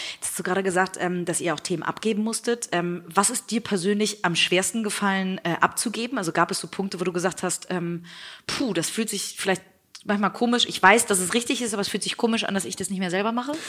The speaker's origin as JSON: {"language": "German", "region": "Hamburg", "country": "Germany", "tie": "born or raised there", "said": "in Hamburg vor Ort sein, in meiner Heimatstadt"}